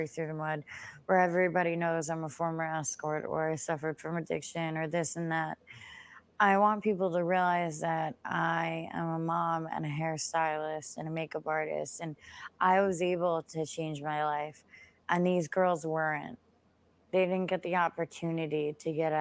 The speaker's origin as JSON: {"language": "English", "area": "Long Island", "region": "New York", "country": "United States", "said": "I'm from Long Island"}